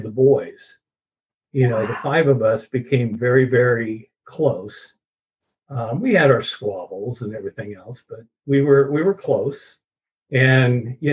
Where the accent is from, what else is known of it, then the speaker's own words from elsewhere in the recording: San Diego, California, United States; I was born and raised in San Diego, California, in a little sleepy beach community called Pacific Beach.